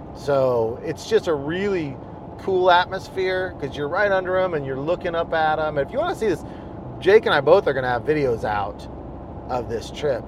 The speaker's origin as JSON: {"language": "English", "region": "Kansas", "country": "United States", "tie": "born or raised there", "said": "growing up in Kansas"}